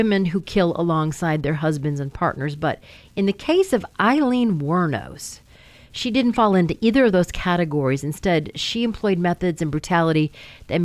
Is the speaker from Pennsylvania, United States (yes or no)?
no; Rochester, Michigan, United States; I'm from Rochester, Michigan